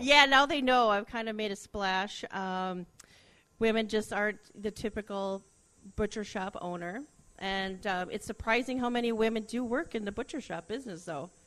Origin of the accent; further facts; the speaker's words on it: Alexandria, Minnesota, United States; also born or lived in Glenwood, Minnesota / Elbow Lake, Minnesota; I grew up up by Alexandria, and so I went to school in Glenwood for a number of years.